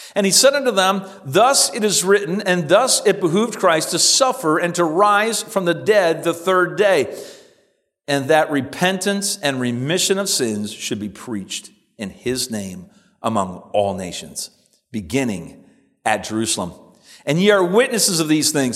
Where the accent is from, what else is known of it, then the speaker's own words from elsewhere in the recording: Simcoe, Ontario, Canada; as a boy growing up in Simcoe